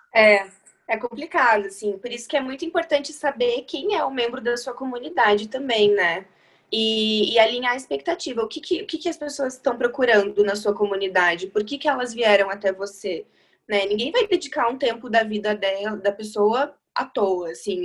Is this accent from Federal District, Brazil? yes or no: no; Chapecó, Santa Catarina, Brazil; also born or lived in Curitiba; now in São Paulo, Brazil; eu sou de Chapecó, no interior de Santa Catarina, mas eu morei em Curitiba durante muitos anos e agora faz um ano que eu tô em São Paulo